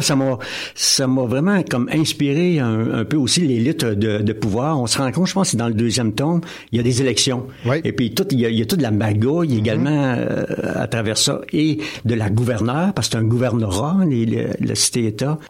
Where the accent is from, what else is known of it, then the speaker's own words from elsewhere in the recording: Drummondville, Quebec, Canada; also born or lived in Magog; now in L'Avenir, Canada; je, suis né à, ou plutôt j'ai, euh, j'ai grandi à Drummondville et ensuite à Québec